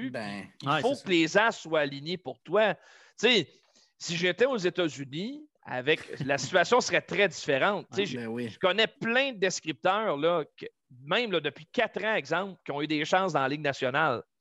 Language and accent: French; Victoriaville, Quebec, Canada; moved away as an adult; on est originaire de Victo. Beaucoup plus de gens de Victo allaient voir les Nordiques que le Canadien à l'époque. On est, on est plus du côté de Québec que de Montréal.